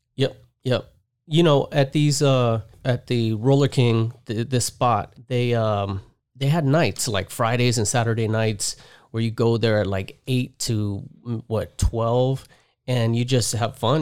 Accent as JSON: {"language": "English", "country": "Panama", "tie": "born or raised there", "also_born_or_lived": "Las Vegas, Nevada, United States", "moved": "yes", "lives_now": "Southern California, United States", "said": "I was born in Vegas, raised in Panama. I moved to Panama when I was, like, two or three months old."}